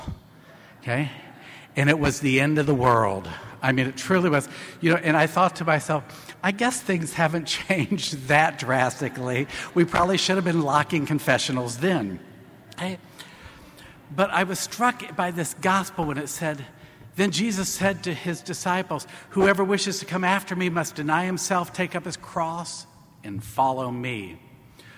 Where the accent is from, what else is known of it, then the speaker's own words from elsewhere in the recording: Marion, Indiana, United States; I grew up in Marion, Indiana. I grew up in Indiana.